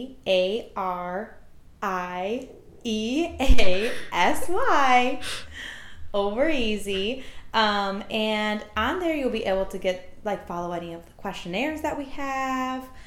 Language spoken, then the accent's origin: English; Milwaukee, Wisconsin, United States; I grew up in Milwaukee for my whole life